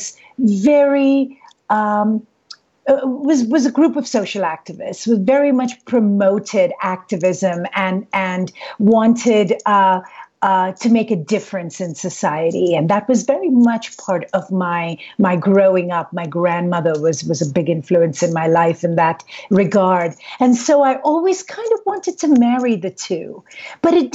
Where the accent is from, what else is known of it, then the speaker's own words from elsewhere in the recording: India; moved away as an adult; Growing up in India